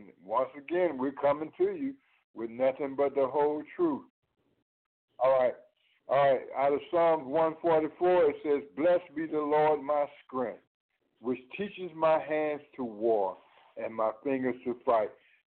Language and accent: English; United States; I'm not African. I was born in America, and I'm not American because America doesn't even see me as a citizen. They only see me as 3/5 of a citizen. So I'm not African and I'm not American. I am Israel.